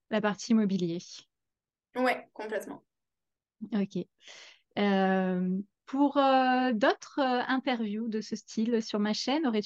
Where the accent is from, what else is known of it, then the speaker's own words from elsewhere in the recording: Var, Provence-Alpes-Côte d'Azur, France; moved away; also born or lived in Rhône; je suis née dans le bar, donc 83